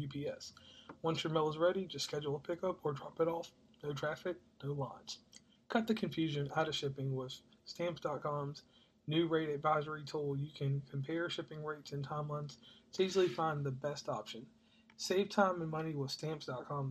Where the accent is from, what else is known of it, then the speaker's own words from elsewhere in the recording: Rustburg, Virginia, United States; I'm from Rustburg, Virginia, which is uh, close to a bigger city that everybody knows. That's Lynchburg, Virginia